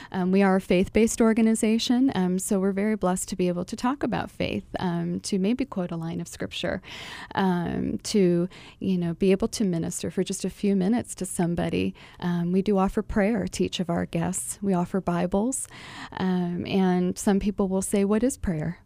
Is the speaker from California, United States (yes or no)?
no; Buffalo, New York, United States; now in Phoenix, United States; I am originally from Buffalo, New York